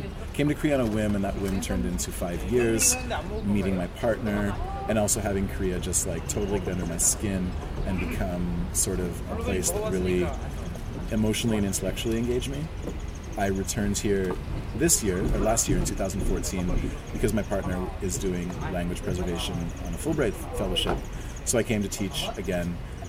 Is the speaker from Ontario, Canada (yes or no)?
no; Montreal, Quebec, Canada; also born or lived in Western Canada / Central Canada; Yeah, but I lived in Western Canada for 9 years and I was born in Central Canada.